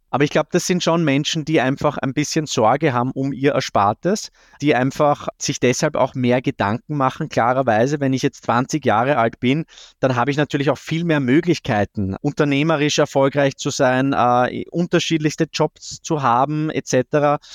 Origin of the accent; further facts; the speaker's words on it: Austria; ich als Österreicher